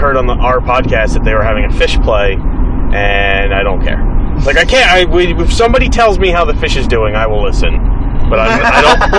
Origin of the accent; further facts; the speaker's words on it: New Jersey, United States; I am a schmuck from Jersey